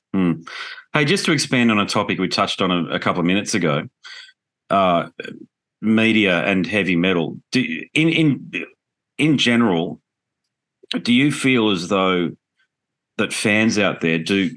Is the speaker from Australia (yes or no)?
yes; Australia; being Australian